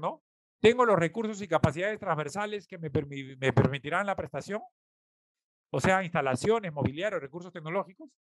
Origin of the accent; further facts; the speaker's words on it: Peru; nosotros como peruanos